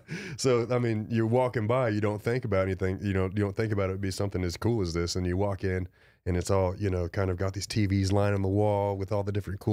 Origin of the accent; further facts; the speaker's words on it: Lubbock, Texas, United States; born there; also born or lived in Los Angeles; because I'm not from Austin, you know. Mm-hmm. I was born in Lubbock and then, like, moved all over the place, lived in L.A. for a long time, and then came to Austin and was like, I'm back in Texas.